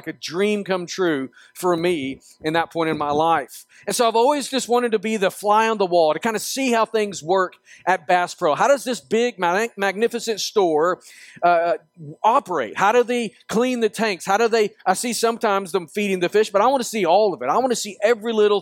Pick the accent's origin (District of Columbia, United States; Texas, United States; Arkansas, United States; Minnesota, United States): Arkansas, United States; Northwest; I grew up in Arkansas, Northwest Arkansas